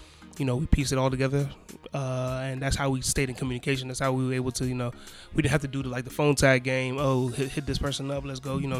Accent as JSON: {"language": "English", "country": "Ghana", "moved": "yes", "said": "I'm from Ghana"}